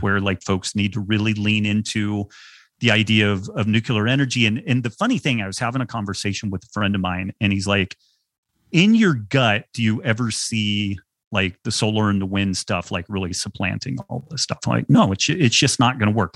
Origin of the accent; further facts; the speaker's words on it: United States; I was born white male in America at the end of the twentieth century